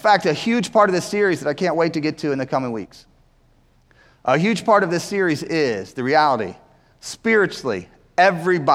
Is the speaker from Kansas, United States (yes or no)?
no; Winston-Salem, North Carolina, United States; we grew up in Winston-Salem